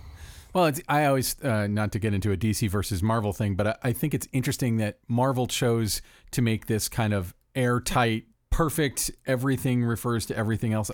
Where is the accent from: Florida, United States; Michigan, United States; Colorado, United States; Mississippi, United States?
Florida, United States; growing up in Florida